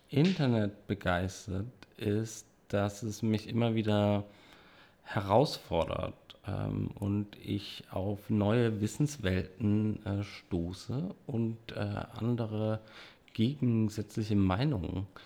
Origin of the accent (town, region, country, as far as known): Dresden, Saxony, Germany